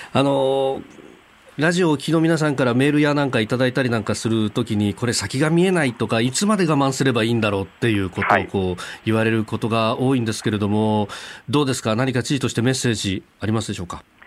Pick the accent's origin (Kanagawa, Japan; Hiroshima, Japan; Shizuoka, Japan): Kanagawa, Japan; Yokosuka; 神奈川横須賀の出身